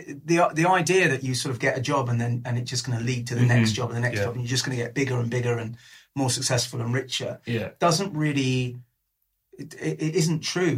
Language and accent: English; London, United Kingdom; I'm from North London. Northwest London, North London